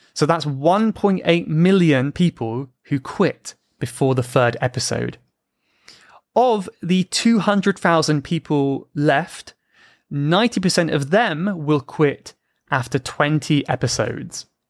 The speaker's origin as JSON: {"language": "English", "country": "United Kingdom", "said": "Even if I'm British?"}